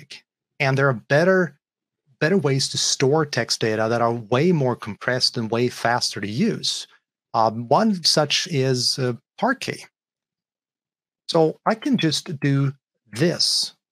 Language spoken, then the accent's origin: English; Sweden; I am from Sweden